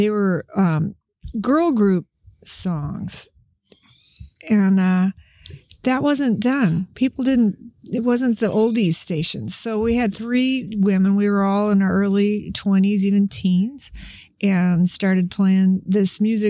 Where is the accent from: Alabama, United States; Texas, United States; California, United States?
California, United States; San Francisco; moved away as an adult; now in Seattle, United States; I was born in San Francisco